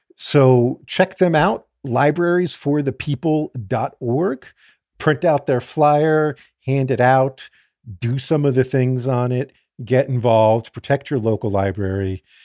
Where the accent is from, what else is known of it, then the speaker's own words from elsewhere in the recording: South Florida, United States; I grew up in South Florida